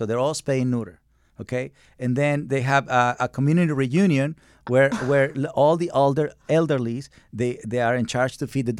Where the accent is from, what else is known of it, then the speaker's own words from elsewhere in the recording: Mexico; You know, so I come from Mexico, and dogs in Mexico are skinny, but they don't have psychological problems.